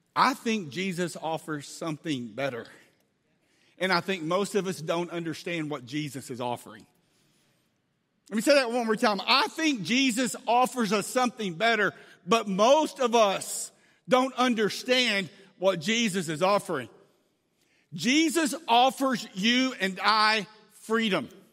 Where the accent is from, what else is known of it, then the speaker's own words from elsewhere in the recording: Angleton, Texas, United States; a little town in South Texas called Angleton, Texas, fifteen minutes from the beach. This is my hometown. It's where I grew up